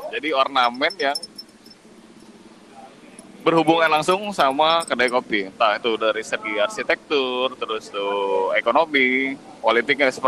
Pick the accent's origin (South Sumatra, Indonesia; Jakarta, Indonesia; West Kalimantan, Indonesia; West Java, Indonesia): South Sumatra, Indonesia; Palembang; Kita akan membahas scoop karena kita orang Palembang.